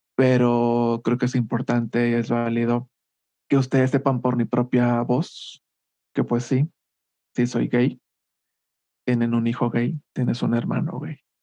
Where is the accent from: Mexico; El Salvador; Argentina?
Mexico; Culiacán, Sinaloa; moved away as an adult; also born or lived in Monterrey; now in Mexico City, Mexico; soy originario de Culiacán, Sinaloa. Ahí viví los primeros 18 años de mi vida.